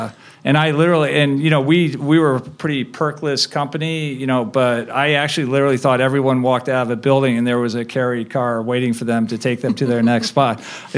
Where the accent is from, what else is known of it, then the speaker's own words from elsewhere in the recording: Chicago, Illinois, United States; also born or lived in Cleveland, Ohio; I was born in Cleveland, Ohio, and I grew up in the Midwest. I, you know, spent most of my growing up years in the Chicago area.